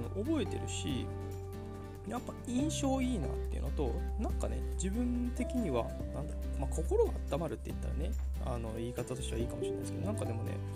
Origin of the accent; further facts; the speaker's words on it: Kanagawa, Japan; moved away as an adult; also born or lived in Hokkaido; 僕の実家ね神奈川にあるんですけど